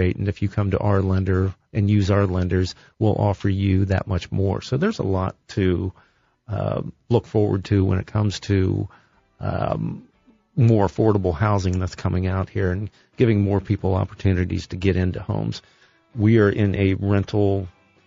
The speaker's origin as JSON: {"language": "English", "town": "Columbus", "region": "Ohio", "country": "United States", "tie": "born or raised there", "said": "I grew up on the West Side."}